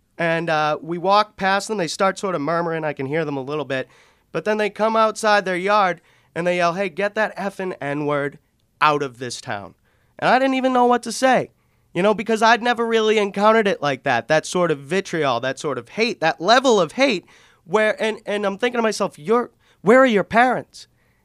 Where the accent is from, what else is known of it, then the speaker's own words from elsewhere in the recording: Boston, Massachusetts, United States; I grew up in South Boston.